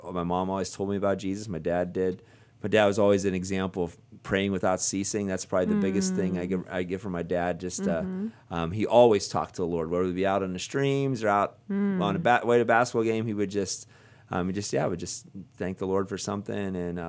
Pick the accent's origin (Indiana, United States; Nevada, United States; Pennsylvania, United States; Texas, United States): Pennsylvania, United States; Nanticoke; now in Ohio, United States; I come from a little town called Nantyglow.